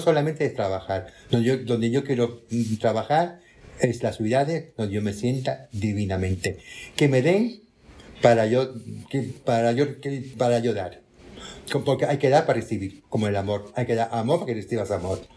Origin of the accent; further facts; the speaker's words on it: Tangier, Tanger-Tetouan-Al Hoceima, Morocco; moved away; also born or lived in Málaga, Spain / Barcelona, Spain / Madrid, Spain; soy nacida en Tánger, como Viviana Fernández